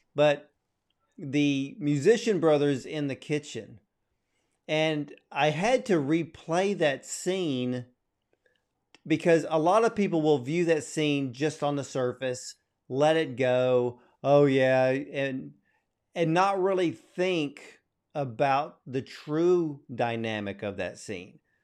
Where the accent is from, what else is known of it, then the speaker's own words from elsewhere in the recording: Atlanta, Georgia, United States; I was born in Atlanta